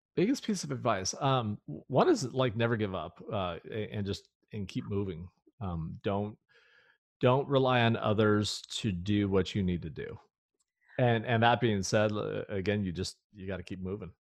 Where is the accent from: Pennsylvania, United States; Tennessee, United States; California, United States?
California, United States; moved away; I was born and raised in California